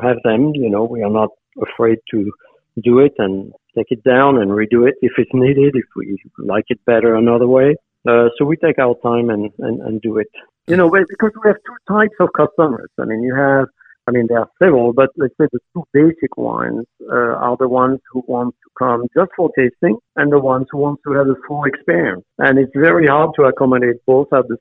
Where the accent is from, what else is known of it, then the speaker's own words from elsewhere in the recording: Normandy, France; now in Ithaca, United States; the winery was the main building where I grew up was in Normandy